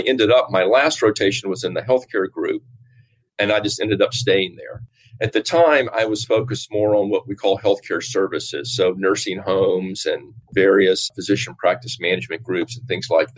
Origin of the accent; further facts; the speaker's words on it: Nashville, Tennessee, United States; moved away as an adult; also born or lived in New York / Virginia; I grew up in Nashville, Tennessee